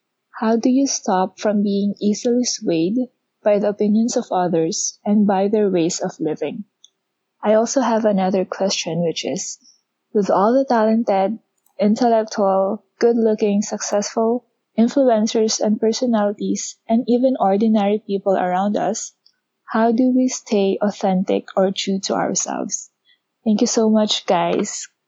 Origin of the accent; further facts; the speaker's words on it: Philippines; now in Toronto, Canada; I'm a Filipina based in Toronto, Canada.